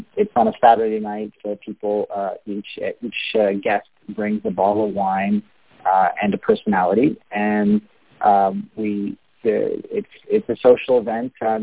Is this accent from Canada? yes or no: yes; Canada; as a Canadian